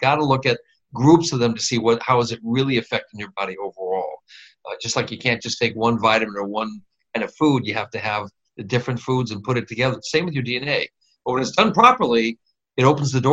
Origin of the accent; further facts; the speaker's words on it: Midwest, United States; I grew up in the Midwest